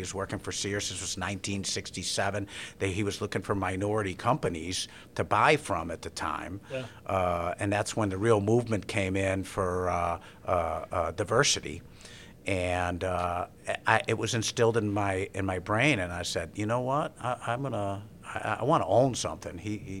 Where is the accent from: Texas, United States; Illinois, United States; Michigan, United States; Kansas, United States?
Illinois, United States; Evanston; I had a couple of friends growing up in Evanston.